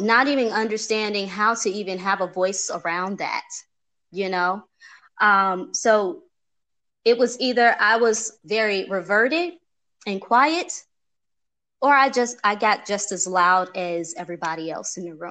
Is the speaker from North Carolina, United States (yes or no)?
no; Chicago, Illinois, United States; now in Atlanta, United States; I'm from Chicago